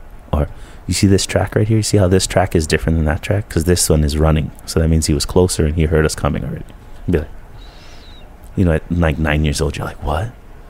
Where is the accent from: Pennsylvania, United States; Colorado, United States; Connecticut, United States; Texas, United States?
Colorado, United States; now in Honokaa, United States; because we grew up in Colorado, basically, you know, from 5 to 10 is your younger exploration.